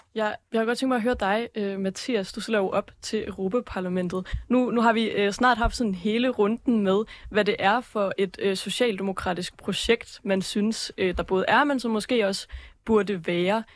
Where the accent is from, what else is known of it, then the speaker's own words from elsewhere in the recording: Aalborg, North Denmark Region, Denmark; Jeg er selv fra Aalborg og har venner både fra, fra Aalborg Øst og fra Hasseris